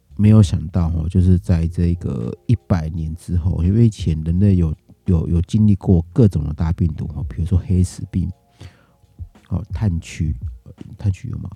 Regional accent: Taiwan; 那我们台湾这边的哦，那可能是我防疫的哦，这一年的防疫的这个， 这个努力哦

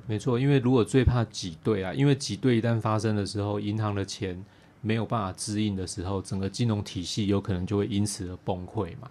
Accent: Taiwan; 台湾人相对于其他国家的人呢，我们从小在对地震就有做很多的准备啦

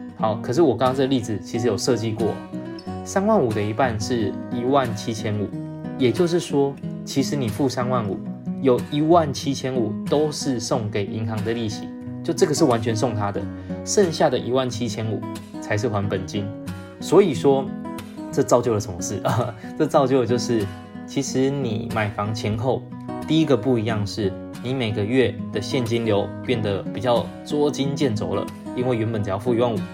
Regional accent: Taiwan; 我们台湾人

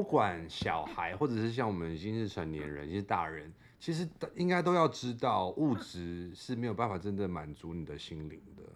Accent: Australia; moved away; 我是澳洲长大的

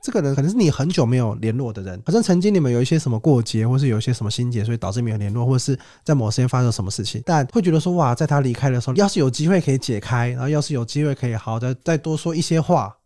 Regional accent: southern Taiwan, Taiwan; 我们那种是南部的比较传统的葬礼嘛，对。因为小时候在南部

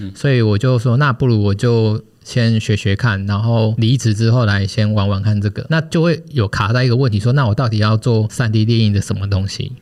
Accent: Taichung, Taiwan; 因为我台中人，然后离彰化又算蛮近的，然后又有亲戚

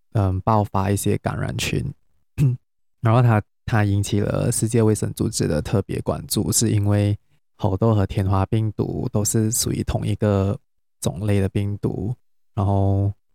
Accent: Penang, Malaysia; now in Kuala Lumpur, Malaysia; 我是从新加坡回来，但是我是马来西亚人，因为最近有放假，所以我会回， 我是，但是我是槟城人啊

